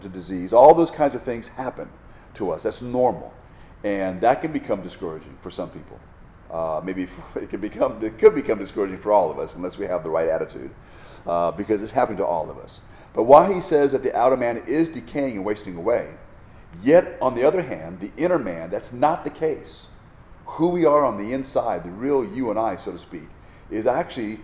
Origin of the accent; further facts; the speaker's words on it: Hawaii, United States; I'm from Hawaii